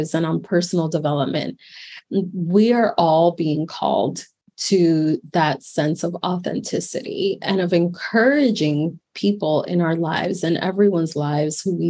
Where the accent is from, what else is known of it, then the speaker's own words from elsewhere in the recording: Miami, Florida, United States; moved away as an adult; also born or lived in New York; come back to my hometown of Miami, Florida